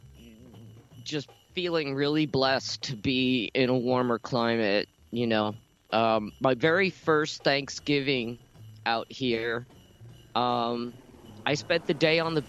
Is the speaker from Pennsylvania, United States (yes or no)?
no; Oakland, New Jersey, United States; moved away as an adult; now in Santa Monica, United States; I grew up in Oakland, New Jersey